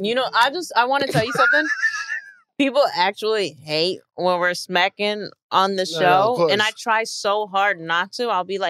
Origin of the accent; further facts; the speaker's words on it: New York, United States; now in Los Angeles, United States; Yeah, I'm from New York, but I live in LA. I've lived in LA so long.